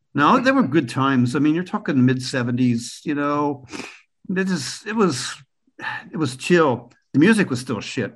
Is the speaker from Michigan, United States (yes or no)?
no; Pennsylvania Dutch Country, United States; moved away as an adult; also born or lived in Germany; now in Ireland; I was born in Pennsylvania Dutch territory where the signs for Trump are still up in the front yard and where people are proud Americans. So I grew up there among the Amish